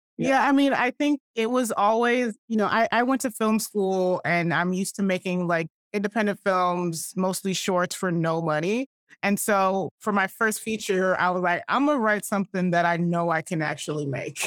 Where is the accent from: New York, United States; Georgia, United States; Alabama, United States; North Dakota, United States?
Georgia, United States; Atlanta; We grew up Southern Baptist in Atlanta, Georgia